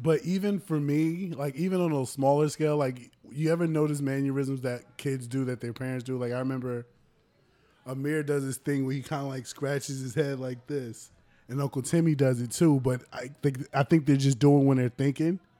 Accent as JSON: {"language": "English", "country": "United States", "said": "us being Americans"}